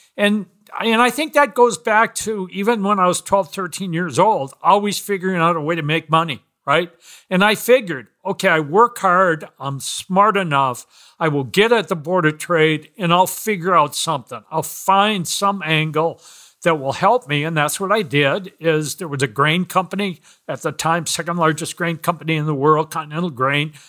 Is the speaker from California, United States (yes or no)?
no; Minneapolis, Minnesota, United States; moved away as an adult; also born or lived in Chicago / Evanston, Illinois; grew up in Minneapolis, ended up going to the University of Minnesota